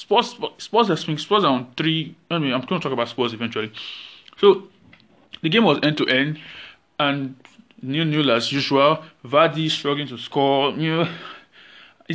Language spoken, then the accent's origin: English; Nigeria; As a Nigerian